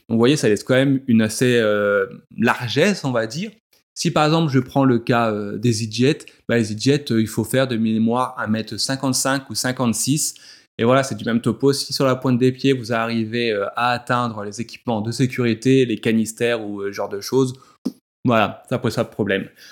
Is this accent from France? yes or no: yes; France; chez nous en France